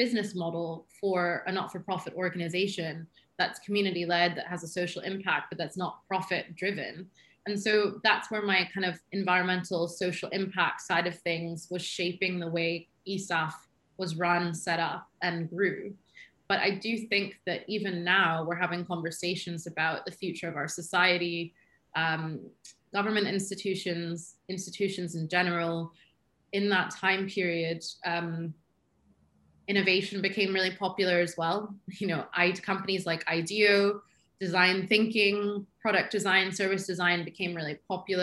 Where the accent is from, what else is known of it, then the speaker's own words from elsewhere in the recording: United States; moved away as an adult; now in Edinburgh, United Kingdom; it's just how I was raised. And it's just, maybe it's being American